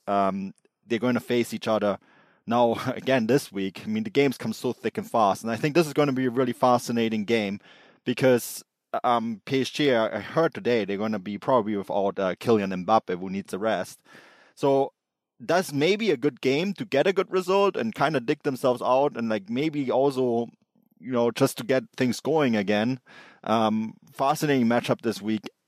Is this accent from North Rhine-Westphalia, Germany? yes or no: no; Munich, Bavaria, Germany; I grew up in Munich. Uh, Munich is, is where, is still my home. I still call it my hometown